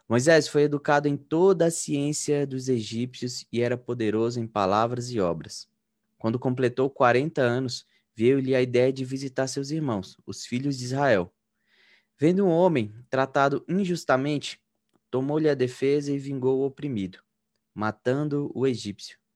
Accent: Minas Gerais, Brazil; now in Campinas, Brazil; eu sou mineiro, eu tenho 28 anos

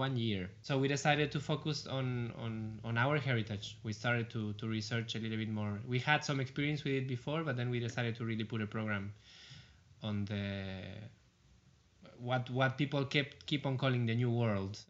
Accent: Argentina; moved away as an adult; now in Netherlands; I'm a guitar player and a singer and a researcher from Argentina, living here in the Netherlands already for, I think, 8-9 years.

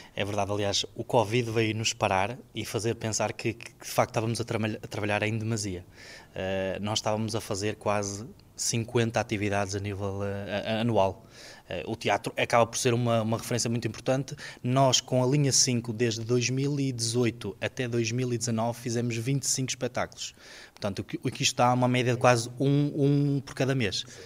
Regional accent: Marco de Canaveses, Porto District, Portugal; eu faço teatro particularmente desde os meus 11 anos. Uh, na terra onde eu nasci, que é a Taboada, em Mar de Canaveses

